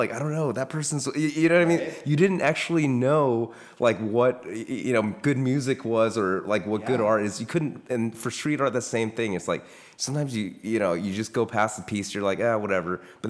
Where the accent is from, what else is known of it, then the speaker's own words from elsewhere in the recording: Iowa, United States; we're going to get back to just growing up in Iowa too.